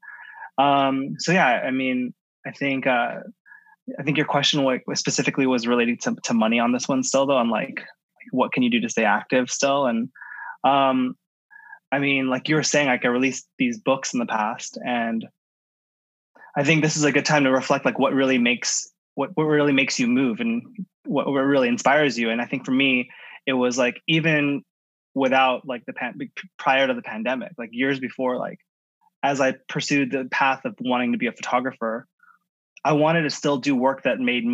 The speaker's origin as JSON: {"language": "English", "town": "San Francisco", "region": "California", "country": "United States", "tie": "born or raised there", "also_born_or_lived": "San Diego", "moved": "as an adult", "lives_now": "Los Angeles, United States", "said": "I'm born and raised in San Francisco. Glen Park is my neighborhood, like born and raised, and grew up in San Francisco"}